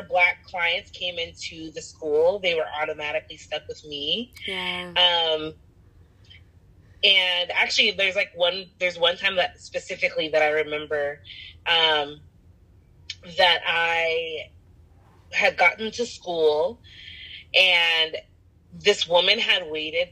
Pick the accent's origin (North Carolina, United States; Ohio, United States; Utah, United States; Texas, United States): Utah, United States; Salt Lake City; I am from Salt Lake City, Utah